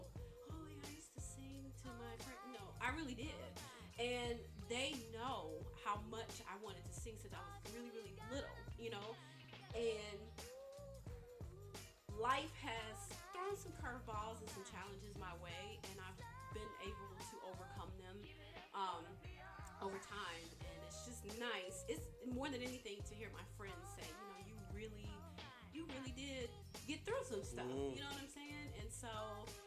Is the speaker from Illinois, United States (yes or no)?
yes; Chicago, Illinois, United States; now in Atlanta, United States; I am from Chicago